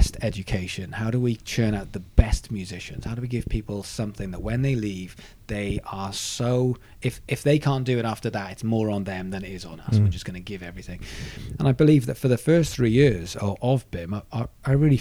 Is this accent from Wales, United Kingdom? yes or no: yes; Swansea, Wales, United Kingdom; also born or lived in Guildford; now in Brighton, United Kingdom; I'm from Swansea